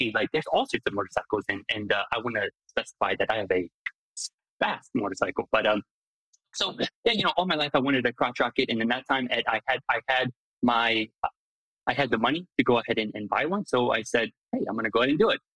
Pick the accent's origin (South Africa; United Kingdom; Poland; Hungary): Hungary; English is a second language; also born or lived in Lima, Ohio / Durham, North Carolina / Lansing, Michigan; now in Chicago, United States; I grew up and I was born in Hungary